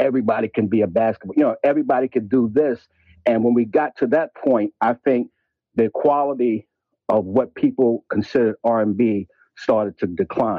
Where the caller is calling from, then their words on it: New York, United States; I'm calling from New York.